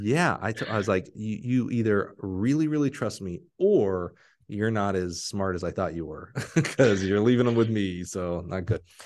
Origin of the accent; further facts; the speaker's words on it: Alabama, United States; I'm from Alabama